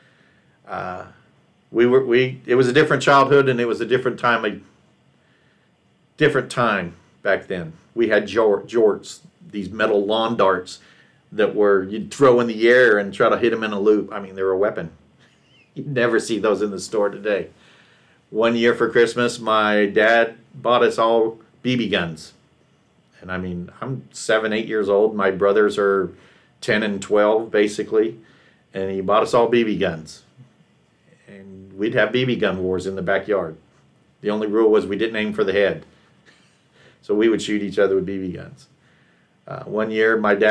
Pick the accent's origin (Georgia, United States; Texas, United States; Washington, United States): Texas, United States; moved away; also born or lived in California / Rexburg, Idaho; a kid growing up in Texas